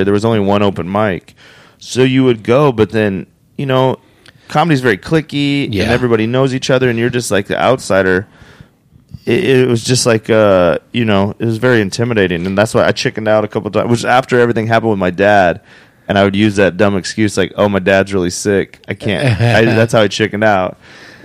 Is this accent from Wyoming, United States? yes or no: yes; Cheyenne, Wyoming, United States; moved away as an adult; also born or lived in Phoenix, Arizona / Las Vegas, Nevada; There's not comedy in Cheyenne, Wyoming